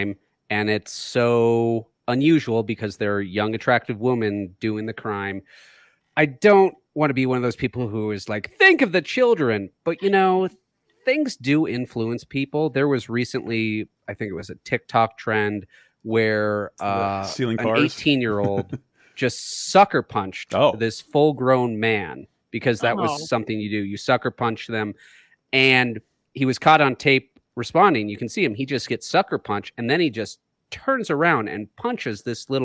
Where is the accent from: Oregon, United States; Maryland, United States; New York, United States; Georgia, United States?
Oregon, United States; Living in Oregon